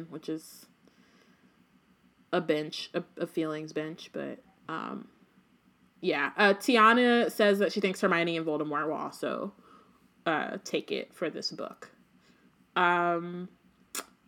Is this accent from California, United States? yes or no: yes; Oakland, California, United States; I am from Oakland, California